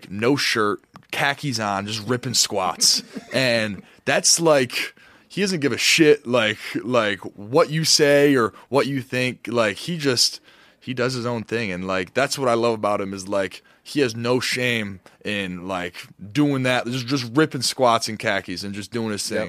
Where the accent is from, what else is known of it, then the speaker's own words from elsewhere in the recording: Michigan, United States; I grew up in Michigan, too